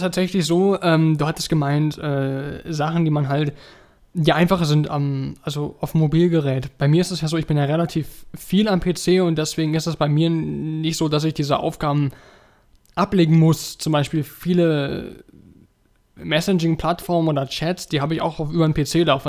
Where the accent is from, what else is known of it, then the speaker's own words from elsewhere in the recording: Germany; bei uns in Deutschland